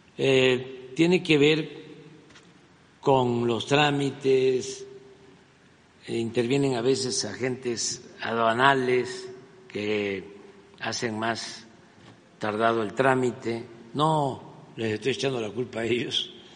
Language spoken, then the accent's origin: Spanish; Mexico; eso es lo que somos los mexicanos hoy, de todas nuestras culturas de México